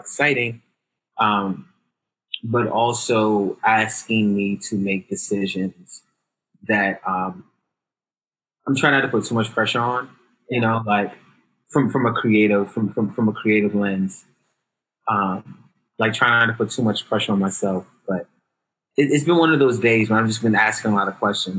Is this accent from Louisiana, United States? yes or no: no; New York City, New York, United States; also born or lived in Bed-Stuy, Brooklyn; I'm originally from the Bronx, but right now, based out in Bed-Stuy